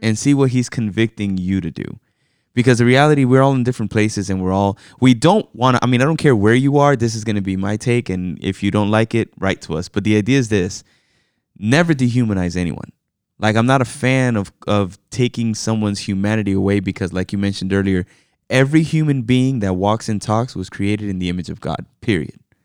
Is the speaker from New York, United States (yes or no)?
yes; New York, United States; I was born in New York. You know, I am an American citizen, but my parents are both from the Dominican Republic.